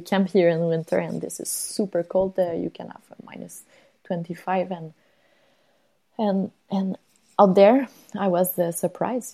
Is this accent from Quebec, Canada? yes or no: yes; Longueuil, Quebec, Canada; was born uh, close to Montreal uh, in um, Longueuil, uh, south shore of Montreal. Really a quiet place, not much, um, not a lot of activities to do there uh, related to outdoors. Uh, I spent my uh, my life until I was 20.